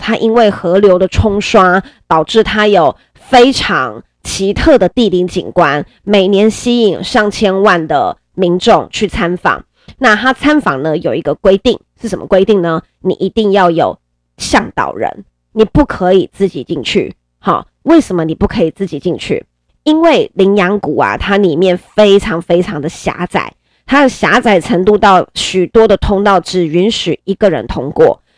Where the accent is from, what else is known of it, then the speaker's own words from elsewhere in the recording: Nantou County, Taiwan; now in Yilan, Taiwan; 在我的家乡南投。 ，因为我本身是南投人